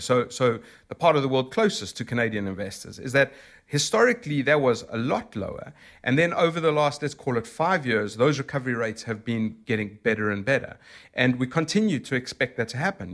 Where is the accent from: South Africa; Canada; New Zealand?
South Africa; accent: South African; moved away as an adult; now in London, United Kingdom; I'm originally from South Africa